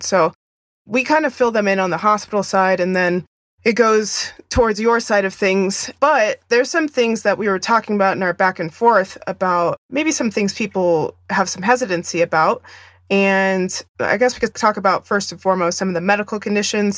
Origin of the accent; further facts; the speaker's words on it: Arizona, United States; moved away; my home state of Arizona